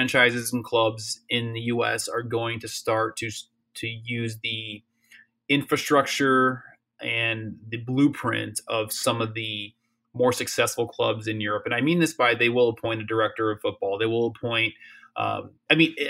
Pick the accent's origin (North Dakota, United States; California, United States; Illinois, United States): Illinois, United States; Chicago; I'm from Chicago